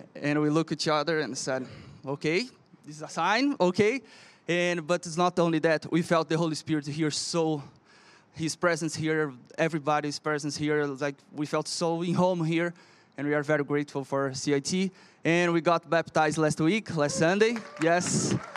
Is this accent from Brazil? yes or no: yes; Brazil; moved away as an adult; now in Canada; We are from Brazil